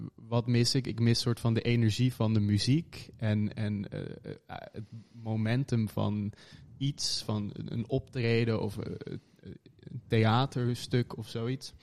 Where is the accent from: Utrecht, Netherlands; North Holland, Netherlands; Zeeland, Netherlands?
North Holland, Netherlands; Hoorn; moved away; in Horen, West-Friesland. Ja, boven Amsterdam